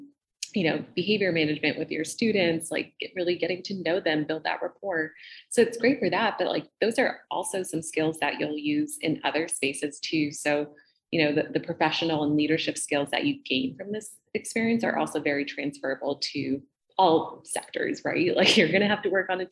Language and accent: English; Southern California, United States; moved away as an adult; also born or lived in Boston; I grew up in Southern California, went to school in Southern California